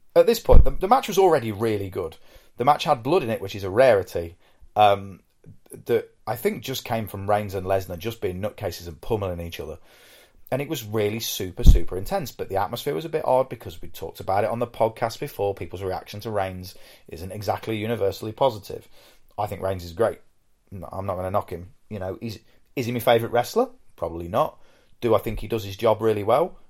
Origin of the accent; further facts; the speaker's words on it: United Kingdom; I'm British